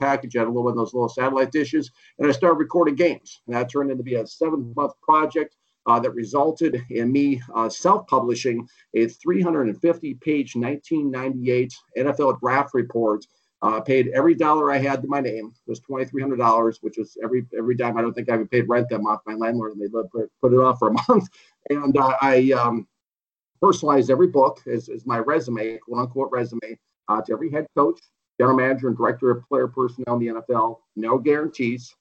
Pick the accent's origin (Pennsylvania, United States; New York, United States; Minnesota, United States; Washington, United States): Minnesota, United States; I grew up in Minnesota